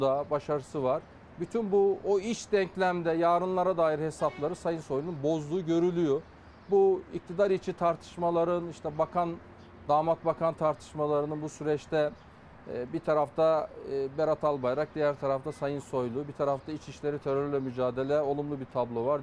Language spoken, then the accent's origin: Turkish; Afyonkarahisar, Turkey; bir Afyonlu olarak, Afyon milletvekili olarak